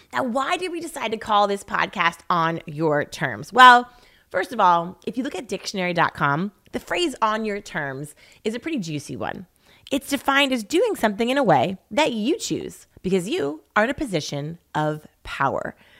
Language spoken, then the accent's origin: English; East Coast, United States; moved away as an adult; now in Laguna Beach, United States; growing up on the East Coast